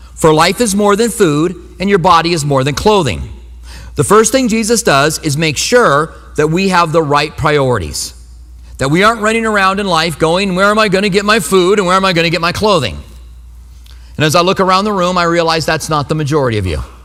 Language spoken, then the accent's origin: English; New Mexico, United States; And I was from New Mexico